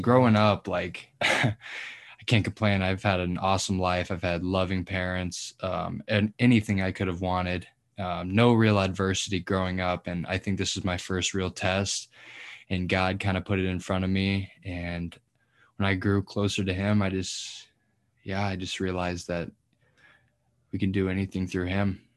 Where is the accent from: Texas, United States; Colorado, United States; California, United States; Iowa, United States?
Colorado, United States; moved away as an adult; now in Nebraska, United States; I'm from Colorado originally.